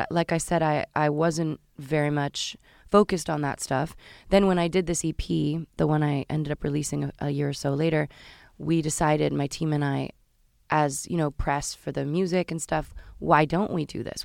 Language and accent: English; Marin County, Northern California, United States; also born or lived in Washington, D.C.; I was born in Washington, D C, but I grew up in Northern California